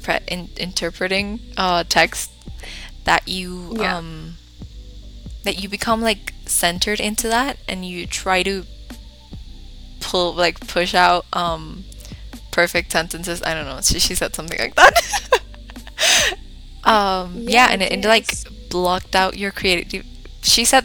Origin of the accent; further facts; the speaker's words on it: Costa Rica; I am from Costa Rica.